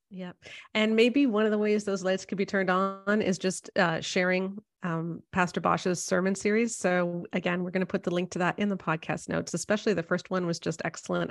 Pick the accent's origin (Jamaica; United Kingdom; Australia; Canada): Canada; as a Canadian